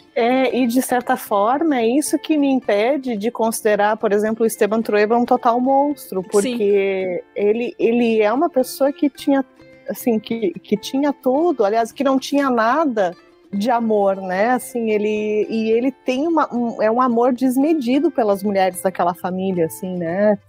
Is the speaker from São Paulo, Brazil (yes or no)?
no; Pelotas, Rio Grande do Sul, Brazil; eu sou do, sul, do extremo sul do país, né? Eu moro na cidade, moro e sou de Pelotas, que é uma cidade muito perto aqui do Uruguai